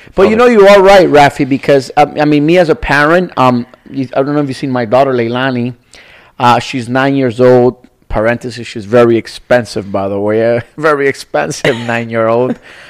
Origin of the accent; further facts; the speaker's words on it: Nicaragua; So as a little kid, I was maybe 4 or 5. I was a kid, you know, I'm from Nicaragua.